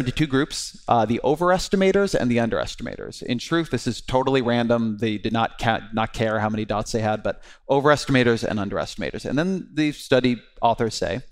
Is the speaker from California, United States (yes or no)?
yes; California, United States; I am Jewish, I'm Californian, I'm a father